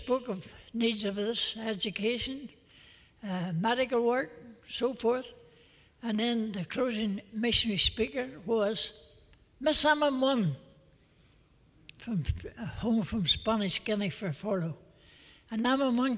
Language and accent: English; Belfast, Northern Ireland, United Kingdom; a wee Belfast boy